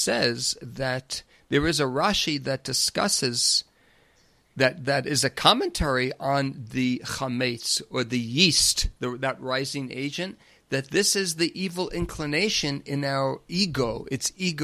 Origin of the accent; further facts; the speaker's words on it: Long Island, New York, United States; growing up on Long Island